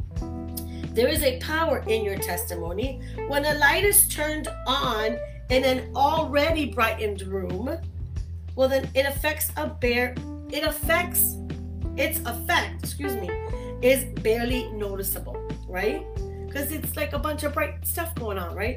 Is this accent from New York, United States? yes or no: yes; New York City, New York, United States; moved away as an adult; now in Florida, United States; In Brooklyn, New York, I was raised and born there